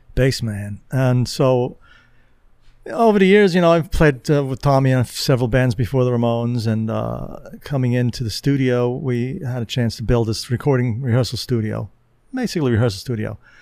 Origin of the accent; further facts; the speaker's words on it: New York City, New York, United States; I grew up in Queens, and I, my home base was in Queens